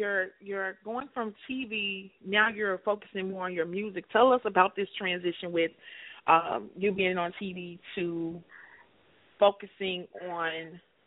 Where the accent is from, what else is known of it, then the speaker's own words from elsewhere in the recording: Chicago, Illinois, United States; I'm from Chicago